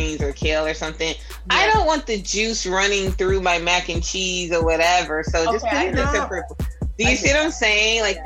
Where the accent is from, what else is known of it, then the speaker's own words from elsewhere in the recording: Georgia, United States; I am a Georgia peach. I am a Southern girl